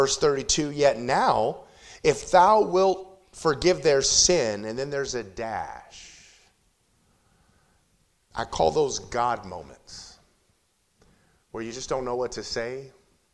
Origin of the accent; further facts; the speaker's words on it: Compton, California, United States; I was born and raised 4.5 miles from where our church is now. I grew up in Compton, California